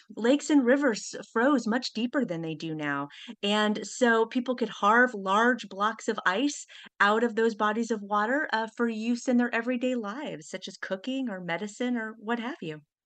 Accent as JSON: {"language": "English", "region": "Kansas", "country": "United States", "tie": "born or raised there", "moved": "yes", "lives_now": "New Haven, United States", "said": "I was visiting family in my hometown of Kansas"}